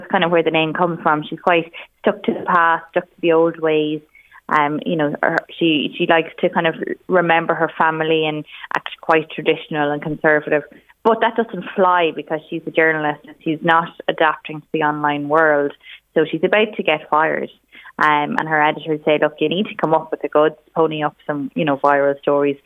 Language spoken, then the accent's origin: English; Navan, County Meath, Ireland; I'm from Navan myself.